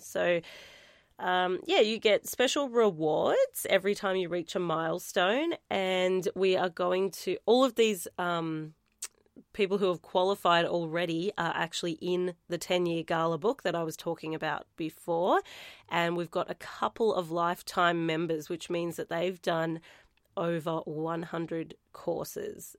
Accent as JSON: {"language": "English", "town": "Warrnambool", "region": "Victoria", "country": "Australia", "tie": "born or raised there", "said": "my hometown."}